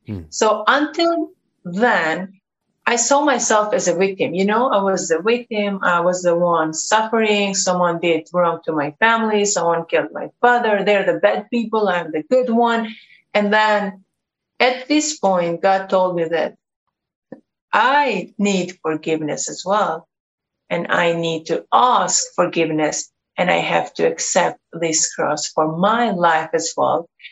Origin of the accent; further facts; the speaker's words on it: Kosovo; I come from Kosovo. I was born and raised in this country